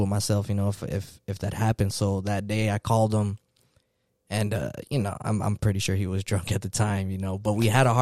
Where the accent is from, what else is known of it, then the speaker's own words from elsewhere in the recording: California, United States; moved away as an adult; now in Virginia, United States; I'm from California originally and then got stationed in Virginia